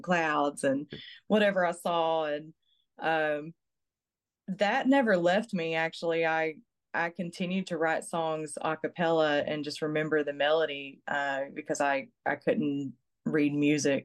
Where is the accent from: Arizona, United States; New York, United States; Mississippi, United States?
Mississippi, United States; Franklin Creek; now in Texas, United States; I grew up in Franklin Creek, and it's not actually a town or anything. Yeah. It's just the post office calls it whatever they want. actually, when I was younger, it was, my address was Pascagoula, Mississippi.